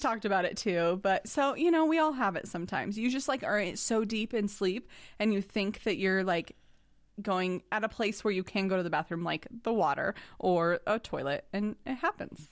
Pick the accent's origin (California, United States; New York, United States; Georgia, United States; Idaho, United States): Idaho, United States; I'm from Idaho